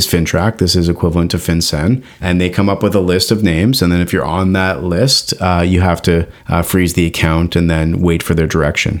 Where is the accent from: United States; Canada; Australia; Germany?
Canada; as a Canadian